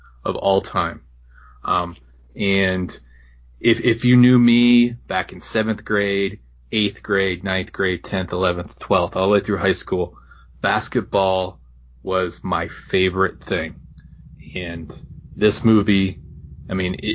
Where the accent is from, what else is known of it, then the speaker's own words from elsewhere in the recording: Southern Indiana, United States; I grew up in Southern Indiana. I played varsity basketball in Southern Indiana, rural Indiana